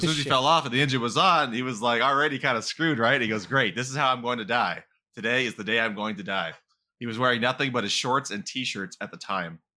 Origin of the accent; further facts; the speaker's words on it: California, United States; accent: California; we're men from California